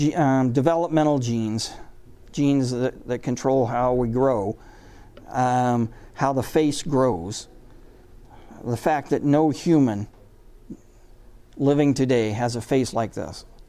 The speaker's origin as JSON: {"language": "English", "area": "the Northwest", "region": "Pacific Northwest", "country": "United States", "said": "I'm from the Northwest."}